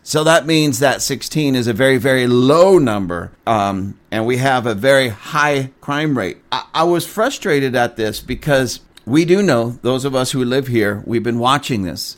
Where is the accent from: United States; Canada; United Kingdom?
United States; Lancaster; right here in my city, in my hometown.